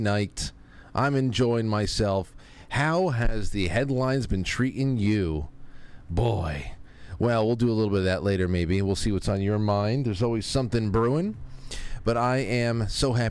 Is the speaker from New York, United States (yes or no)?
yes; New York, United States; New York, my hometown over here